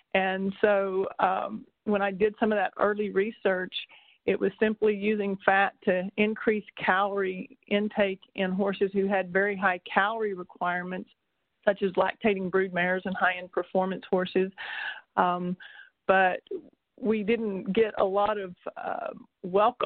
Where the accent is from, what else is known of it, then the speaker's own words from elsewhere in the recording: Texas, United States; I grew up in Texas showing and rodeoing and competing with horses my entire life